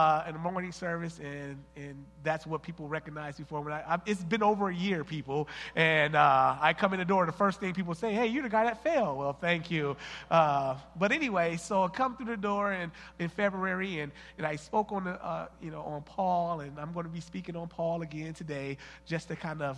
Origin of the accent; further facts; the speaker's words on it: Flint, Michigan, United States; from Flint, and my wife, Miosha, we've been married for 15 years